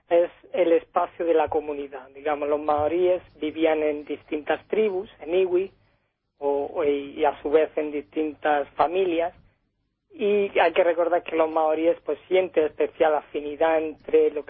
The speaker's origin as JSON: {"language": "Spanish", "town": "Oakland", "region": "California", "country": "United States", "tie": "born there", "said": "yo nací en Oakland simplemente porque, bueno, mis padres estuvieron casi, bueno, más de 10 años trabajando allí"}